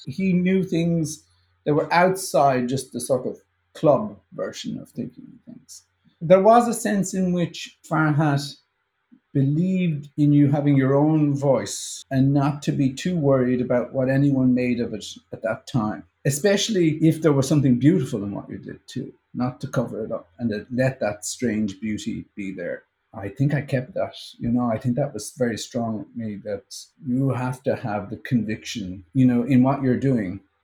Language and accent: English; Ireland; now in United States; As Irish people, we have this weird inferiority complex about our own uh, culture